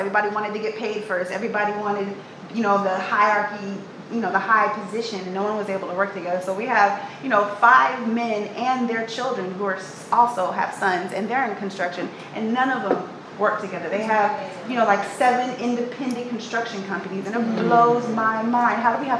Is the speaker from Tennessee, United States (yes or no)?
no; Oakland, California, United States; I'm from Oakland, California.